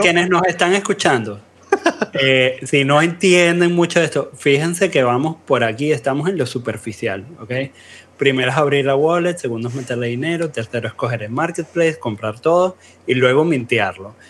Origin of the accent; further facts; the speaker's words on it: Venezuela; todos somos venezolanos aquí